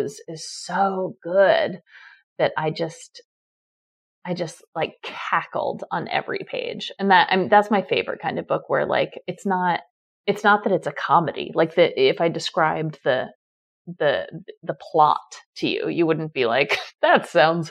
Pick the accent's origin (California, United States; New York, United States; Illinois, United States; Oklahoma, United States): New York, United States; New York City; I grew up on the Upper West Side